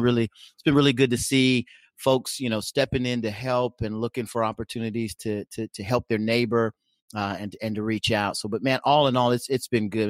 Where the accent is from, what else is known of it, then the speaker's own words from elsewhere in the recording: Oklahoma, United States; now in Nebraska, United States; though I live in Nebraska, I come, I hail from Oklahoma